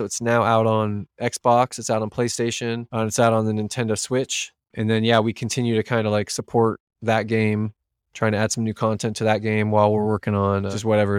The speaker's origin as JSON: {"language": "English", "region": "California", "country": "United States", "lives_now": "Bainbridge Island, United States", "said": "apparently Bainbridge Island is really expensive, but I came from the Bay Area. So I sold a house in the Bay Area."}